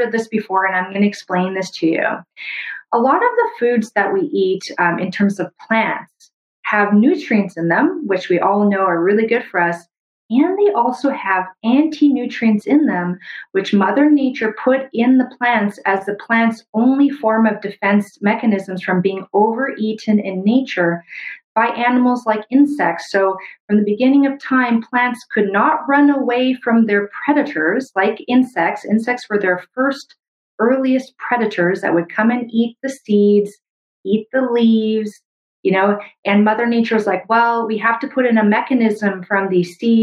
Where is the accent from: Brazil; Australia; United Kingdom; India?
Brazil; moved away; also born or lived in Canada; where I was born in Brazil